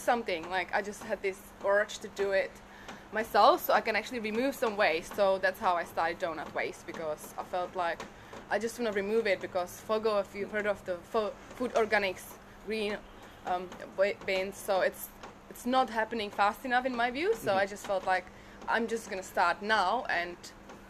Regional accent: Prague, Czechia; English is a second language; moved away as an adult; also born or lived in Brisbane, Australia; now in Australia; I grew up in Prague, as you can hear. I'm not Australian originally.

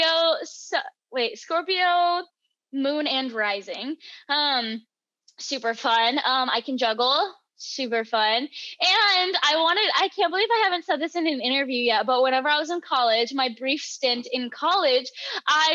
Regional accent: Texas Panhandle, United States; I grew up in the Texas Panhandle.

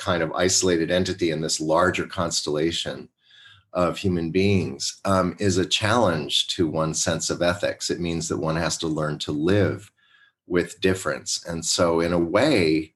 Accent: Westport, Connecticut, United States; I was growing up in Westport, Connecticut

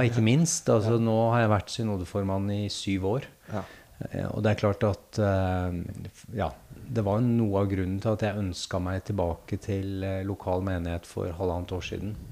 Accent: Gjøvik, Innlandet, Norway; moved away; jeg er født og oppvokst på Gjøvik.

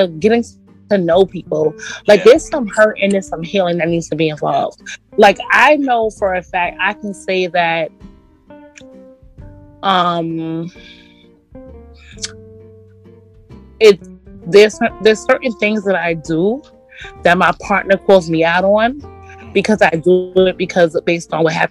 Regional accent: New York, United States; I'm from New York

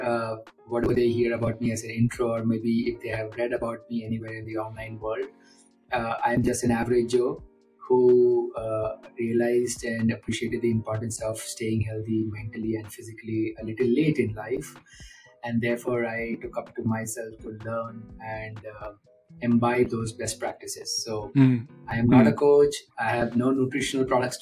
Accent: India; now in Bangalore, India; as an Indian

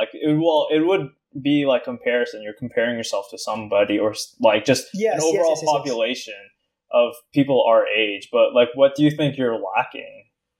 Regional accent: Philippines; Yeah, so we're both Filipino, that's it.

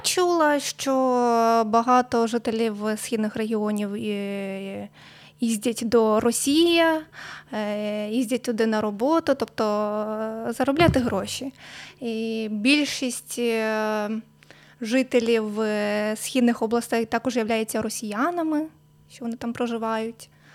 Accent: Mamalyha, Chernivtsi Oblast, Ukraine; все своє життя я проживаю в Чернівецькій області. Народилась я в селі Мамалига

